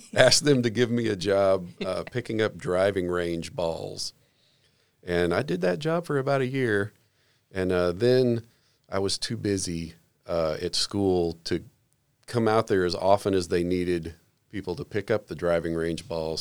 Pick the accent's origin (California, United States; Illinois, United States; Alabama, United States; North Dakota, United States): Illinois, United States; Southern; also born or lived in Jacksonville, Florida; I was raised mostly in Southern Illinois, but during that time, for about five years, my family lived in Jacksonville, Florida